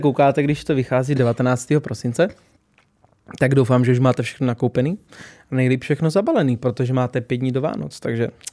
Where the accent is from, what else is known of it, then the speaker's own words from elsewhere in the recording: Olomouc, Olomouc Region, Czechia; u nás doma v Olomouci